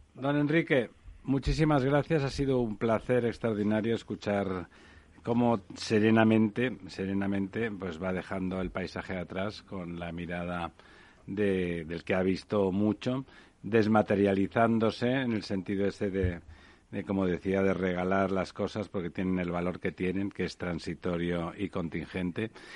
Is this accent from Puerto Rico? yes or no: no; Catalonia, Spain; moved away; siendo catalanes, eh, como, yo